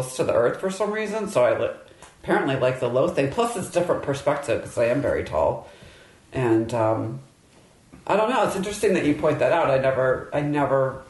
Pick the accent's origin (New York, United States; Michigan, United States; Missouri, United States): Michigan, United States; I grew up in Michigan